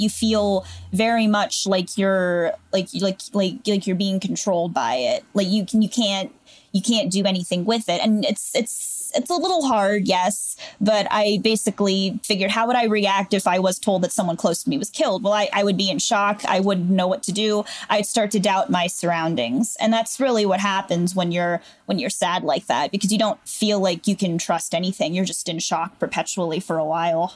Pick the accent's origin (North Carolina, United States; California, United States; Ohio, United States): Ohio, United States; Canfield; also born or lived in Latrobe, Pennsylvania; I'm from Canfield, Ohio